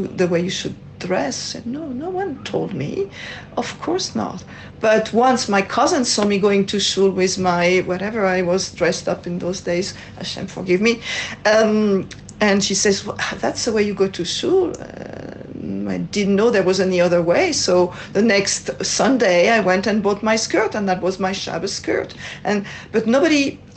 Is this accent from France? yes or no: yes; France; accent: French; English is a second language; moved away as an adult; now in Israel; As you can hear from my accent, I'm from France